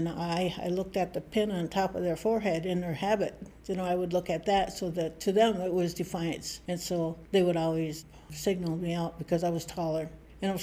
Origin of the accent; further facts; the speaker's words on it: Charlevoix, Michigan, United States; I'm an Odawa from, we call it Wauganuxing, place of the Crooked Tree, Emmett County, Michigan.